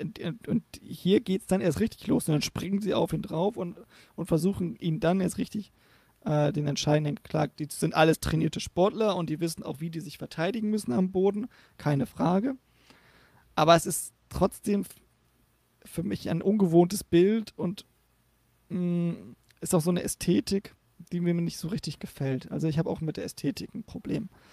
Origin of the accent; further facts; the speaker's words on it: the North, Northern Germany, Germany; ich komme aus dem Norden